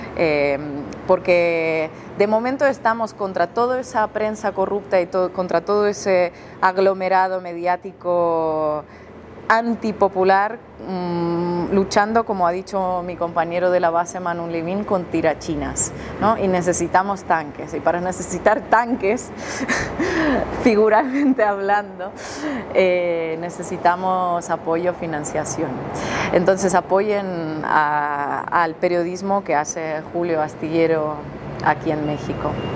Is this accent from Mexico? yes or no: no; Russia; Yo soy rusa